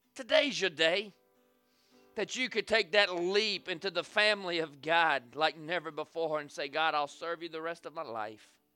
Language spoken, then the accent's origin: English; the South, United States; I'm from the South.